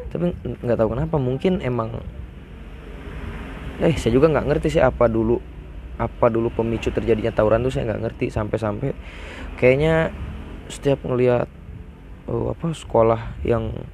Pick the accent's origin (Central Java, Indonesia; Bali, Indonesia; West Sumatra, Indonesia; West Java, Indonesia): West Java, Indonesia; Nagrak; saya dulu sekolah itu di SDN 2 Nagrak